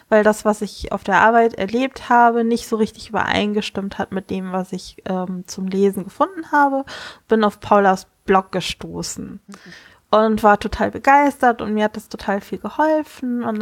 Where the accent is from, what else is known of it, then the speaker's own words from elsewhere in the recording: Kiel, Schleswig-Holstein, Germany; ich komme aus Kiel.